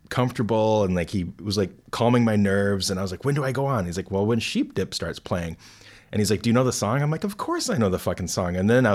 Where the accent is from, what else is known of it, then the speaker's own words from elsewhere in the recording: United States; as an American